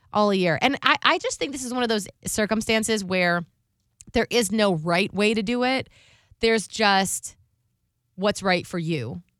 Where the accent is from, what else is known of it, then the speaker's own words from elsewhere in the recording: Ohio, United States; now in Tampa, United States; I'm from Ohio. I would like to do Christmas with, you know, my family up there